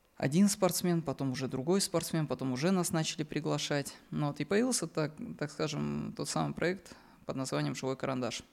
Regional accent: Dagestan, Russia; now in Moscow Oblast, Russia; я из Дагестана

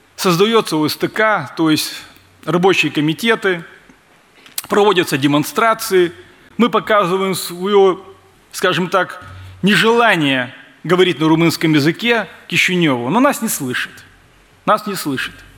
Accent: Transnistria, Moldova

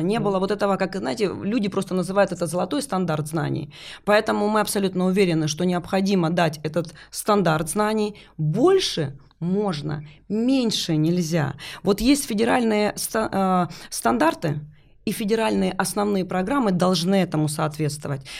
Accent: Luhansk, Luhansk Oblast, Ukraine; moved away as an adult; also born or lived in Vorkuta; Я вообще сама из Луганска

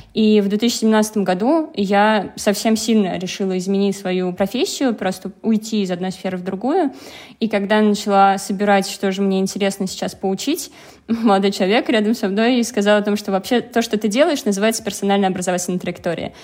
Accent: Penza, Penza Oblast, Russia; Я родилась в Пензе

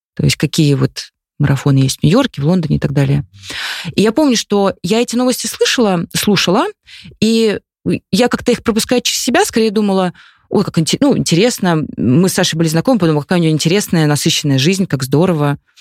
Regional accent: Khimki, Moscow Oblast, Russia; я выросла в Химках

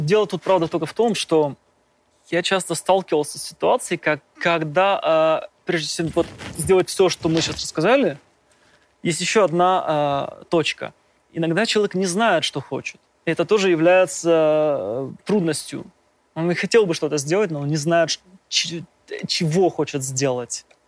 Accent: Kirov, Kirov Oblast, Russia; moved away; когда ты родился, допустим, в, в глубокой провинции, я, я из города Кирова, то есть просто я не, не, не москвич

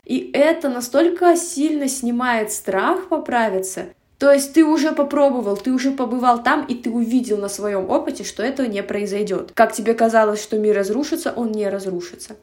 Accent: Russia; moved away as an adult; now in Almaty, Kazakhstan; я этническая казашка, но я родилась и выросла в России

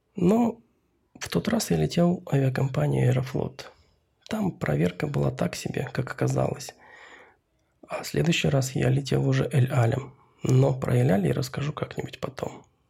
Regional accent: about 1000 km north of Irkutsk, remote taiga Siberia, Russia; я сам родом из самой что ни на есть глухой таежной Сибири. От Израиля до Иркутска 5000 километров, и потом еще от Иркутска еще 1000 километров на север

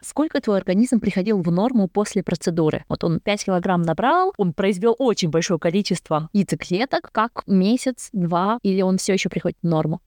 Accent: Kazakhstan; я сама уйгурка, но я из Казахстана

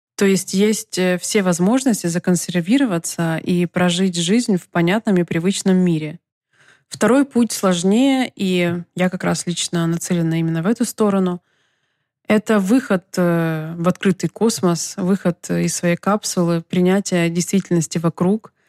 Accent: Donetsk, Donetsk Oblast, Ukraine; moved away as an adult; also born or lived in Kyiv, Ukraine; now in Los Angeles, United States; я родилась и выросла в Украине и более 25 лет прожила в Донецке

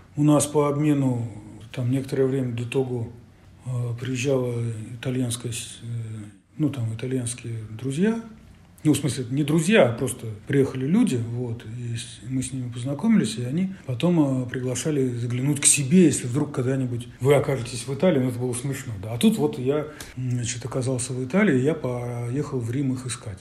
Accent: St Petersburg, Saint Petersburg, Russia; я из Петербурга

